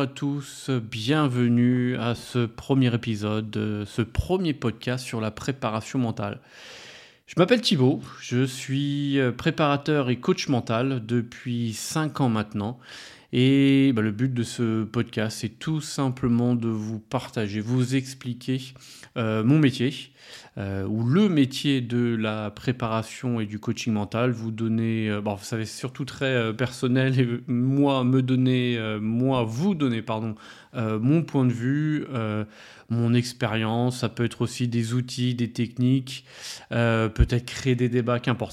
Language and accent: French; France; je suis français